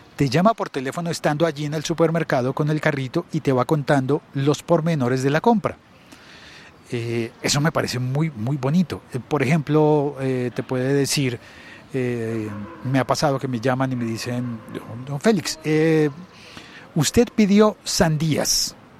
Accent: Colombia; mi país, en Colombia

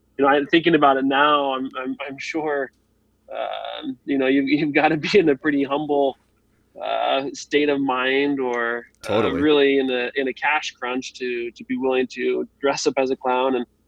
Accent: Idaho, United States; also born or lived in Texas / Nebraska; So I grew up in Idaho for a little bit and then Texas, then Nebraska.

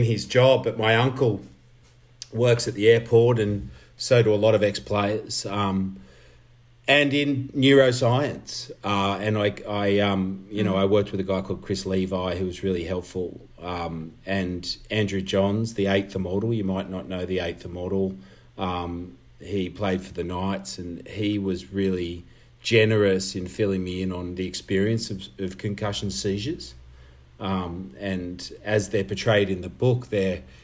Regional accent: Caringbah, New South Wales, Australia; I grew up in Caringbah, Dolans Bay.

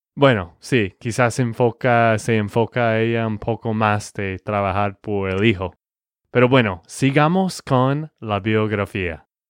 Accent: Texas, United States; de Texas, Estados Unidos.

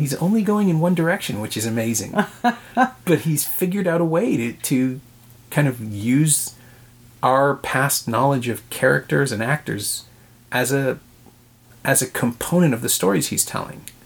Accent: Toronto, Ontario, Canada; born and raised in Toronto but New York is home

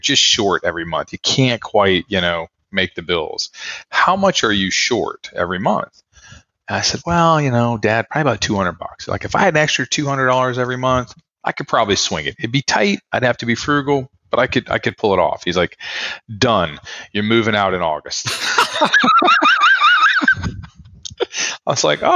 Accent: Austin, Texas, United States; moved away as an adult; also born or lived in Ohio; now in New Orleans, United States; I actually was born up in Ohio, but I my formative years were all spent growing up in Austin

